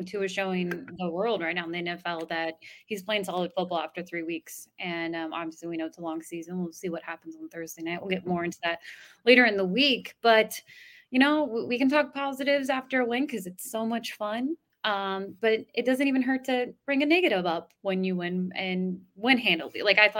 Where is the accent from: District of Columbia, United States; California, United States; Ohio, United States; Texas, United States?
Ohio, United States; Cincinnati; I'm from Cincinnati